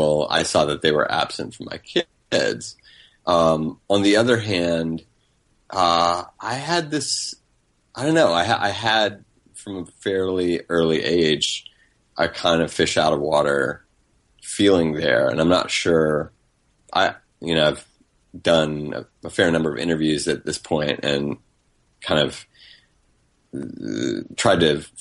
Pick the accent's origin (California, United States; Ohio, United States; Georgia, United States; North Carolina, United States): North Carolina, United States; also born or lived in Denham Springs, Louisiana / Baton Rouge, Louisiana; we moved to North Carolina when I was three from Baton Rouge